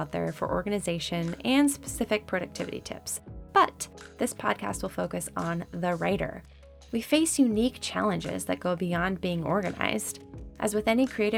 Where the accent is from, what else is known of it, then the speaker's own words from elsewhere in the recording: California, United States; moved away as an adult; now in Indiana, United States; a born and raised Californian